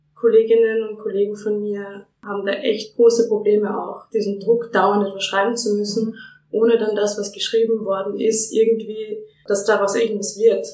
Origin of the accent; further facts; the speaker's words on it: Lower Austria, Austria; ich komme aus der Nähe von Wien, also aus Niederösterreich.